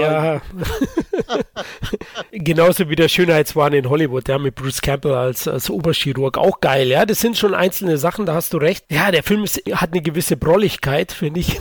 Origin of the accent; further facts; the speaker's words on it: Bavaria, Germany; Ich als Bayer